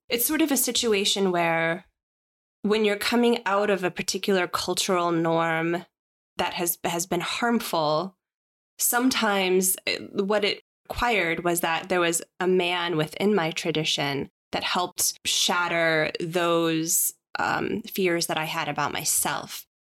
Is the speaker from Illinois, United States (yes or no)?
yes; Chicago, Illinois, United States; I am a Chicagoan